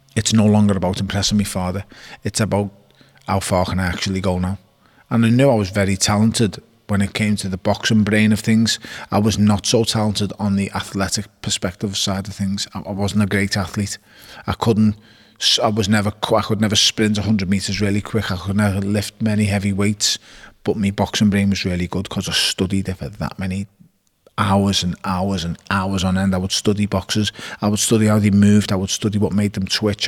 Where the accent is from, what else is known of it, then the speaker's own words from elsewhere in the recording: Liverpool, North West England, United Kingdom; I was born on Kingsley Road in Toxteth and I was raised in Wavertree off Smithdown Road.